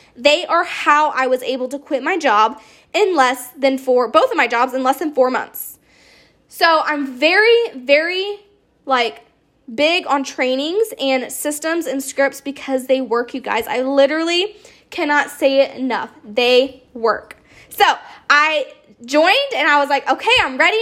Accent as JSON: {"language": "English", "town": "Charleston", "region": "South Carolina", "country": "United States", "said": "I am from Charleston, South Carolina"}